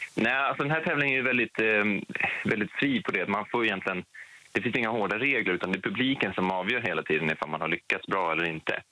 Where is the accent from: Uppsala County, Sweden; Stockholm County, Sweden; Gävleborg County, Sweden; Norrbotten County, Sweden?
Stockholm County, Sweden; Stockholm; jag har ju vunnit i Stockholm nu och det är ju min hemort